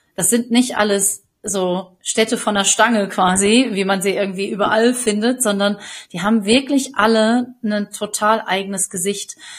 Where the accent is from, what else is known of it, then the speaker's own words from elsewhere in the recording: the area around Marl, North Rhine-Westphalia, Germany; jetzt komme ich natürlich auch hier aus der Gegend